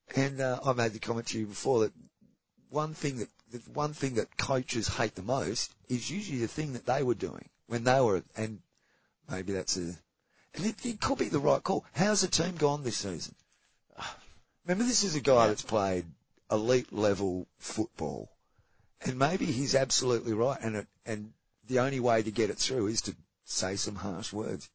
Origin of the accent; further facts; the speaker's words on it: Australia; as an Australian